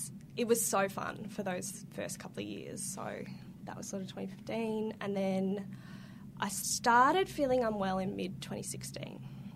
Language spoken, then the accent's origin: English; Melbourne, Victoria, Australia; I grew up in Northcote